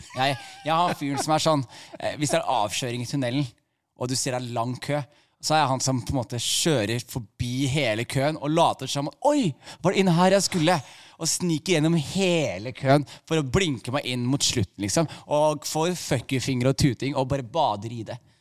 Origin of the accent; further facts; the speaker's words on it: Skien, Telemark, Norway; jeg vokste opp i Skien